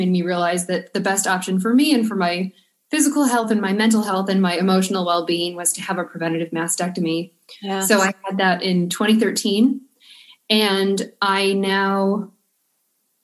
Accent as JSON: {"language": "English", "town": "Buffalo", "region": "New York", "country": "United States", "moved": "yes", "lives_now": "Providence, United States", "said": "I'm from Buffalo, New York, so Providence winters seem sort of mild to me"}